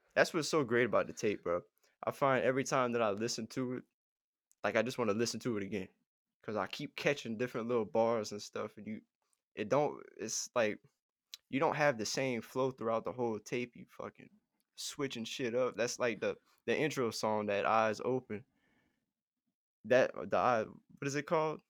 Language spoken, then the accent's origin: English; Ponchatoula, Louisiana, United States; I'm from Pawn and Share